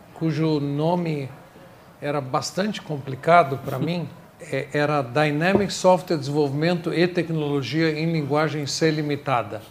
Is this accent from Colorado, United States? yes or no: no; New York, United States; Portuguese is a second language; moved away as an adult; now in Brazil; eu nasci no Brooklyn, Nova York, Estou no Brasil há 24 anos